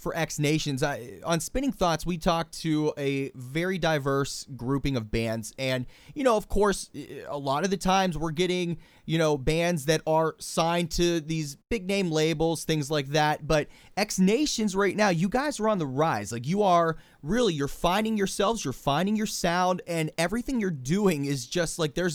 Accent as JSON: {"language": "English", "town": "Pittsburgh", "region": "Pennsylvania", "country": "United States", "tie": "born or raised there", "said": "my hometown of Pittsburgh, Pennsylvania"}